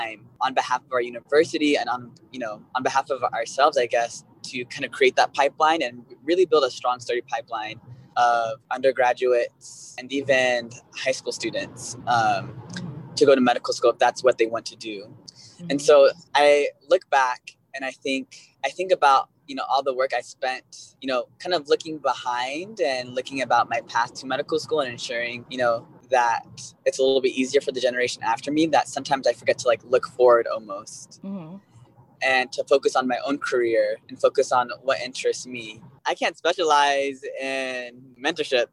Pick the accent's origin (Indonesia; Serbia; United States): United States; Costa Mesa, California; moved away as an adult; also born or lived in Northeast United States; now in San Francisco, United States; I grew up in Orange County